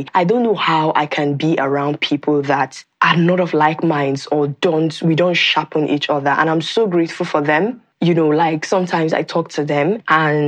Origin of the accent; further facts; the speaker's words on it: Nimo, Anambra, Nigeria; I am from Nigeria. I am from Anambra State, in a town called Nimo in Anambra State